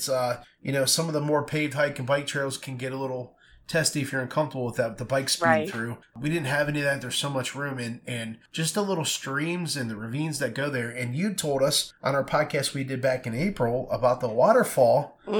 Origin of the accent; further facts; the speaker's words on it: Garrettsville, Ohio, United States; I grew up in Garrettsville